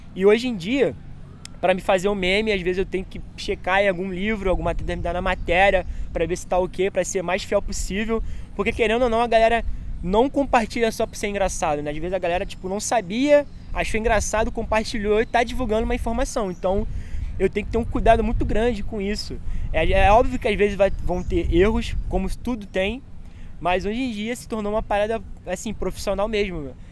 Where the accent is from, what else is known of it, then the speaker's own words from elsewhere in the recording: Baixada Fluminense, Rio de Janeiro, Brazil; eu vim da Baixada Fluminense, para quem não conhece, pesquisa aí, vocês vão ver como que é. É um lugar bastante pobre, é um lugar assim que a gente não tem acesso a, tipo, a teatro, biblioteca